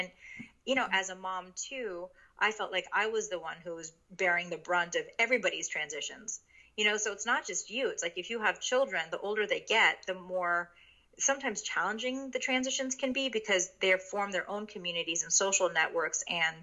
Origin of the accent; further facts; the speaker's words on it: New York City, New York, United States; first language Japanese; English is a second language; moved away as an adult; also born or lived in Connecticut / Hong Kong / Shanghai; I grew up in this area predominantly between New York City and Connecticut. And I am the product of a Japanese immigrant. So at home, we were very culturally and linguistically Japanese. So Japanese is my first language